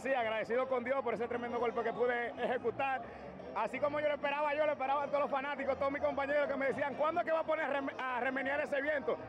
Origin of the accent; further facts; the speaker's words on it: Venezuela; estoy en mi país, mi familia está aquí conmigo